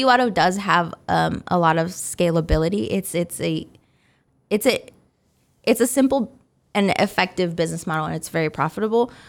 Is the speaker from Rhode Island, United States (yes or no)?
no; Wichita, Kansas, United States; I was raised in Wichita. I've been here since I was six months old.